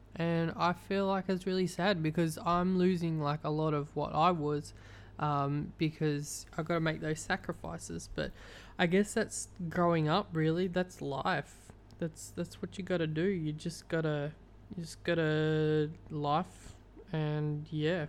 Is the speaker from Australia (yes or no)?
yes; Australia; I'm Australian